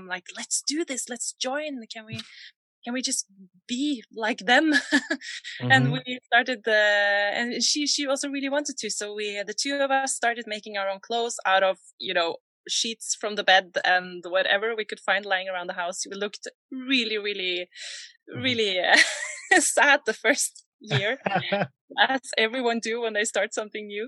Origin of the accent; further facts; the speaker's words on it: Borre, Vestfold, Norway; also born or lived in Oslo; I grew up in Borre in Norway